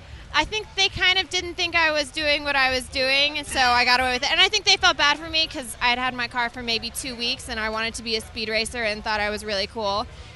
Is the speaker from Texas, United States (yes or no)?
yes; Irving, Texas, United States; also born or lived in Valley Ranch, Texas; I'm born from Texas, born and raised.